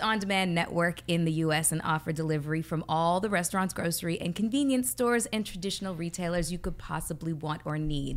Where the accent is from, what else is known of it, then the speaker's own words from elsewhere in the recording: Canada; I'm Canadian